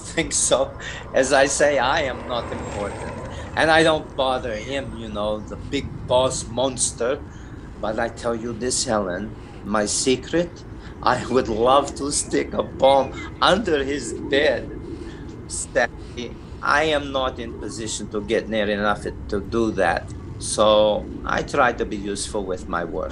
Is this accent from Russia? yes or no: yes; Russia; also born or lived in Glasgow / Canada; now in London, United Kingdom; I am Russian.